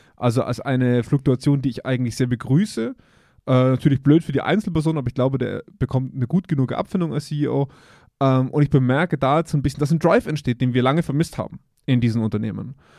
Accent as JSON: {"language": "German", "country": "Germany", "said": "wir als Deutsche"}